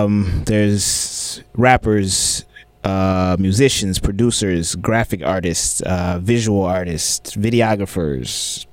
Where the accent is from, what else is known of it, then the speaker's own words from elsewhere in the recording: Atlanta, Georgia, United States; But, you know, I'm originally from Atlanta.